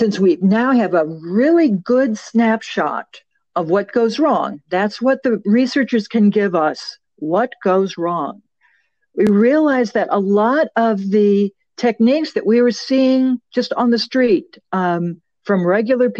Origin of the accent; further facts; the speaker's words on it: Chicago, Illinois, United States; I'm a native Chicagoan. I'm from originally from Marquette Park and West Englewood. So I grew up in a very volatile world.